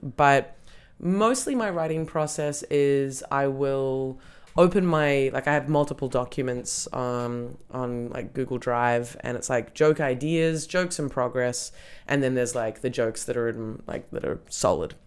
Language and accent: English; Australia; now in Berlin, Germany; growing up in Australia